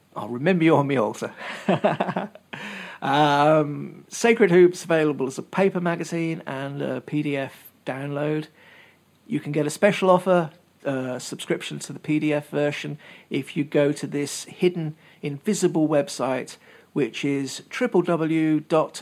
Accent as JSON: {"language": "English", "region": "England", "country": "United Kingdom", "tie": "born or raised there", "also_born_or_lived": "Worcester", "moved": "yes", "said": "When I were a lad, growing up in England, I was about 20, I guess, something like that. There was this shop in the city of Worcester, which is where I used to live"}